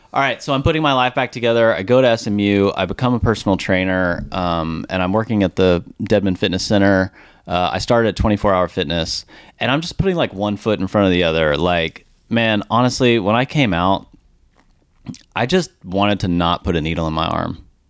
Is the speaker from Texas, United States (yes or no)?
yes; Richardson, Texas, United States; I grew up here in Dallas, Texas, product of Richardson